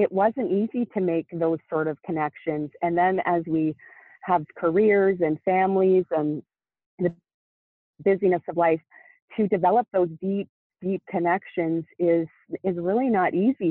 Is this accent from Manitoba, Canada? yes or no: no; Nova Scotia, Canada; moved away; also born or lived in Ontario, Canada; I moved away from my hometown of Nova Scotia, Canada, to Ontario, Canada